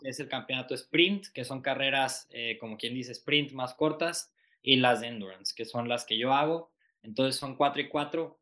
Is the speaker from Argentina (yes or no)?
no; Mexico; hemos sido muy pocos mexicanos